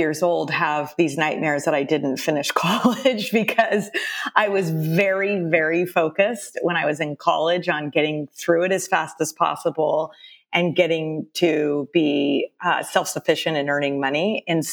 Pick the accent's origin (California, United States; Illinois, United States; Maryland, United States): California, United States; San Jose; also born or lived in Austin, Texas / Cupertino, California; I was born in San Jose, but we spent 7 years in Austin, Texas, my family, from fourth grade to about a sophomore in high school.